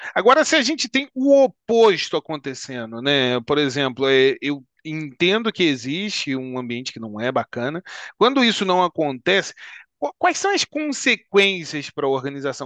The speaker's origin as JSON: {"language": "Portuguese", "town": "Petrópolis", "region": "Rio de Janeiro", "country": "Brazil", "said": "Nós somos aqui também de Petrópolis"}